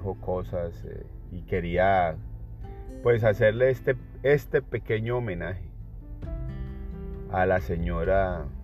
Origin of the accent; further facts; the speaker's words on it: Colombia; moved away; yo salí de Colombia